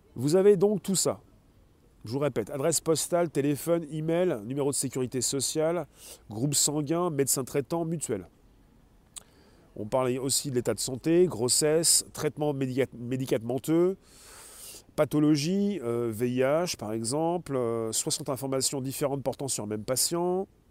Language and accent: French; France; nous sommes des Français